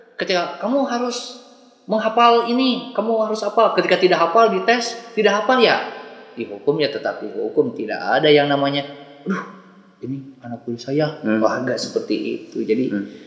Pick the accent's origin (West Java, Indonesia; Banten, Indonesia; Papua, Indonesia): West Java, Indonesia; Bandung; khususnya di Jawa Barat, saya dari Bandung